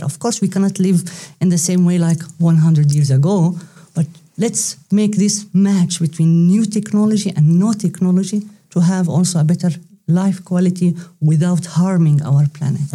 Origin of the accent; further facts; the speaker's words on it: Palestine; moved away as an adult; also born or lived in Leuven, Belgium / Brussels, Belgium / Zaragoza, Spain; now in Netherlands; I come originally from Palestine